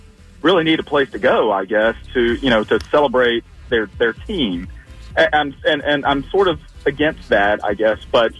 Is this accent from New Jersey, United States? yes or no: no; Georgia, United States; I grew up in Georgia, and I'm a Falcons fan